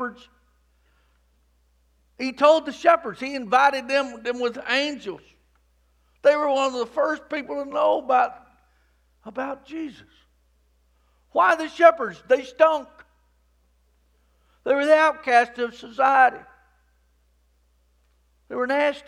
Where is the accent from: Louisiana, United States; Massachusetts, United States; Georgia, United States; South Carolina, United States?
Georgia, United States; Rockmart; I grew up in the Promised Land. I mean, Rockmart